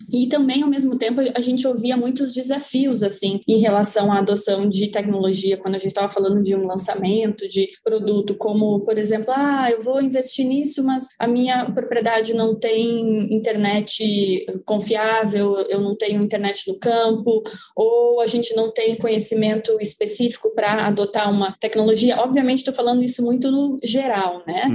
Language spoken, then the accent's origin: Portuguese; São José do Herval, Rio Grande do Sul, Brazil; moved away as an adult; also born or lived in Illinois, United States; now in United States; sou natural de São José do Herval, na região de Lajeado, Passo Fundo